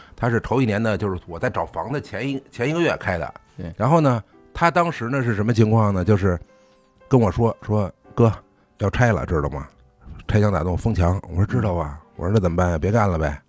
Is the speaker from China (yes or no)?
yes; Beijing, China; 因为我从小是北京长大嘛